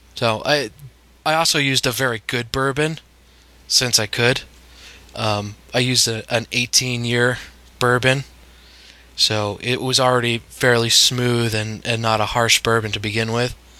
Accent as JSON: {"language": "English", "town": "Bangor", "region": "Maine", "country": "United States", "tie": "born or raised there", "moved": "yes", "lives_now": "Montclair, United States", "said": "I grew up in Maine"}